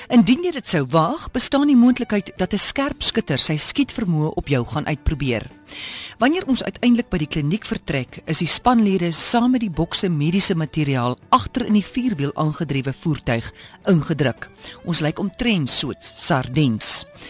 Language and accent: Afrikaans; South Africa; moved away as an adult; now in Juba, South Sudan; ons as Suid-Afrikaners